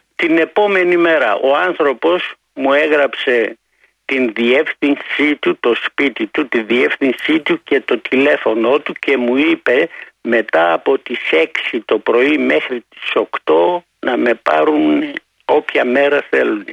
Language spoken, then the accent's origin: Greek; Giannitsa, Central Macedonia, Greece; moved away; also born or lived in Thessaloniki; Εγώ είμαι από τα Γενιτσά, αλλά έμενα πολλά χρόνια στη Θεσσαλονίκη, εργαζόμουν εκεί